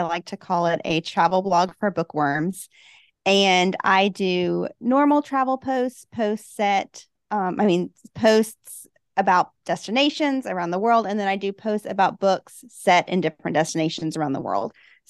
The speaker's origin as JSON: {"language": "English", "town": "Huntsville", "region": "Alabama", "country": "United States", "said": "I'm from Alabama, Huntsville, Alabama. And I think we have so many gyms here in the South that I love to go to."}